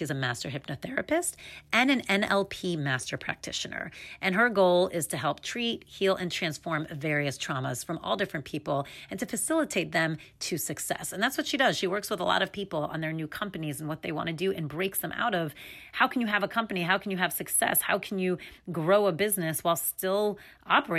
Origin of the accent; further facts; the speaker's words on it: near Englewood, northern New Jersey, United States; I'm from northern, right outside of New York